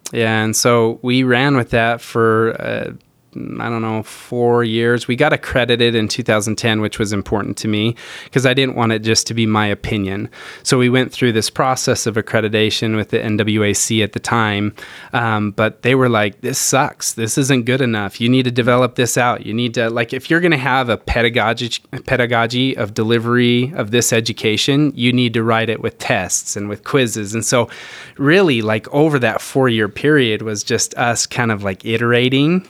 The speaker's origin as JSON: {"language": "English", "town": "Rexburg", "region": "Idaho", "country": "United States", "tie": "born or raised there", "moved": "yes", "said": "I grew up in a little town, Rexburg, Idaho"}